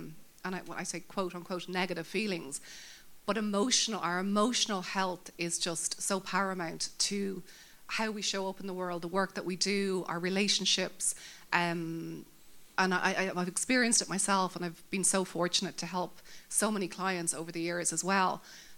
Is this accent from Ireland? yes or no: yes; Dublin, Leinster, Ireland; Where do I come from? Dublin, Sandy Mount